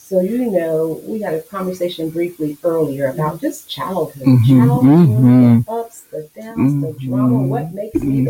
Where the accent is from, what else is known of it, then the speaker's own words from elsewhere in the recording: Galveston, Texas, United States; now in Houston, United States; growing up in Galveston, being raised in the church